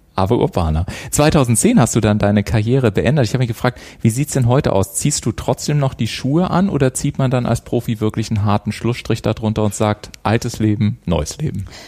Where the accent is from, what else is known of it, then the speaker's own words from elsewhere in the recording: Garmisch-Partenkirchen, Bavaria, Germany; ich komme ja aus Garmisch-Partenkirchen, wir haben da ja auch eine wunderschöne Eishalle gehabt